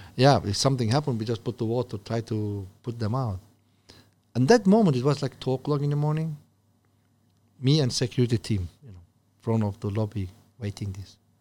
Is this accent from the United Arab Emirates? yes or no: no; Turkey; English is a second language; moved away as an adult; now in China; I'm from Turkey